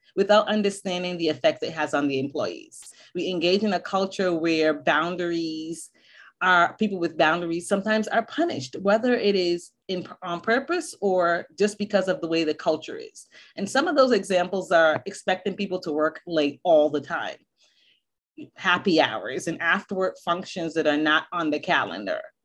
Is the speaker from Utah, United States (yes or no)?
no; Boston, Massachusetts, United States; moved away; also born or lived in Barbados; I was born in Barbados, but I grew up in Boston